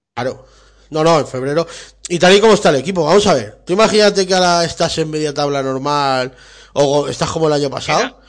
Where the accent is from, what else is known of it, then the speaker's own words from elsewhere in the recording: Spain; somos españoles